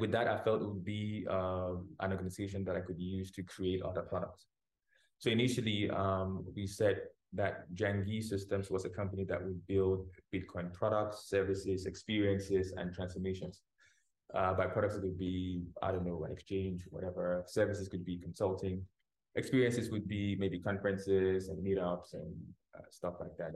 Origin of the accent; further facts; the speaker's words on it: Cameroon; my home country, Cameroon